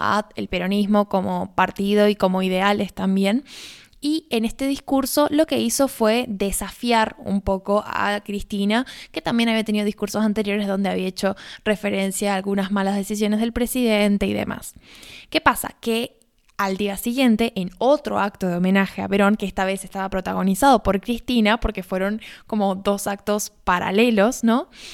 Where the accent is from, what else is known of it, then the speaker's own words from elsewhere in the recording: Argentina; mi país